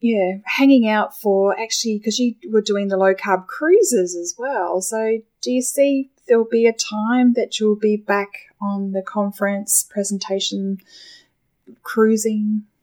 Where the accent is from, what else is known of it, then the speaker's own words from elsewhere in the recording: Adelaide, South Australia, Australia; my hometown in Adelaide